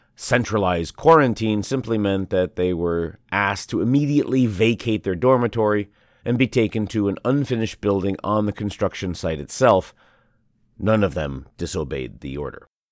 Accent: Shanghai, China; I was born and raised in Shanghai

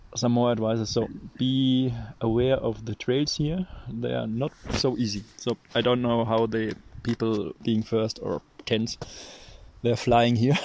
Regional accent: Germany; English is a second language; we're coming from Germany

